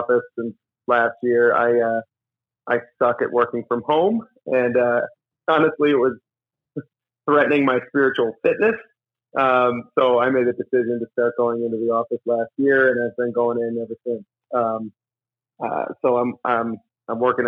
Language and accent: English; Scranton, Pennsylvania, United States; I grew up in Scranton, Pennsylvania.